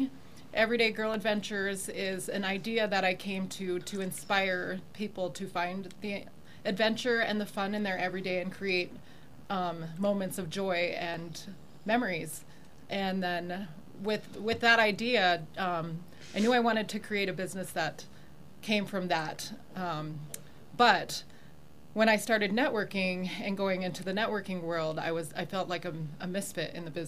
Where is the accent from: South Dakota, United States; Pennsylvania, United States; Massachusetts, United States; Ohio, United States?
South Dakota, United States; also born or lived in England; now in Colorado Springs, United States; I'm from South Dakota originally